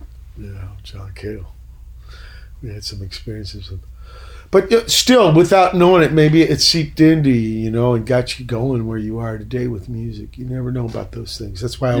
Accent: San Pedro, California, United States; also born or lived in Virginia; I came from Virginia. I was 9

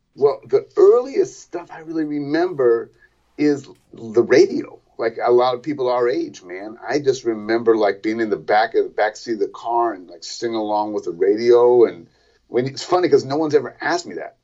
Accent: Berkeley, California, United States; also born or lived in Boston; I'm from Berkeley, California

